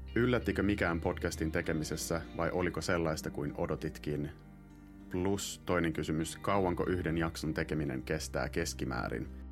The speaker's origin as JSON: {"language": "Finnish", "country": "Finland", "first_language": "Finnish", "moved": "as an adult", "said": "oon nyt kahdeksan vuotta asunut pois Suomesta"}